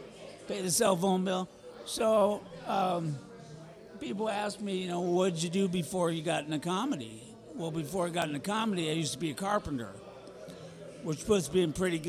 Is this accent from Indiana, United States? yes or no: no; Detroit, Michigan, United States; moved away as an adult; I grew up in Detroit.